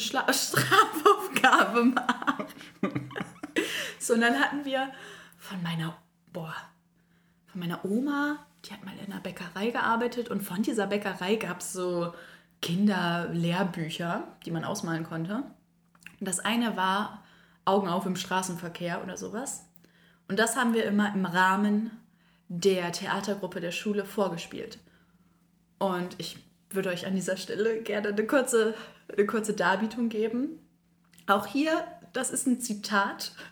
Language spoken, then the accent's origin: German; Northern Germany, Germany; now in Koblenz, Germany; bei uns im Norden